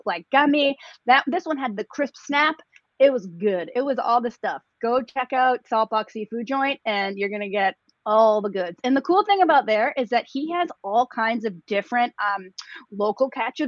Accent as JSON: {"language": "English", "town": "Boston", "region": "Massachusetts", "country": "United States", "said": "I'm from Boston. I live in New England."}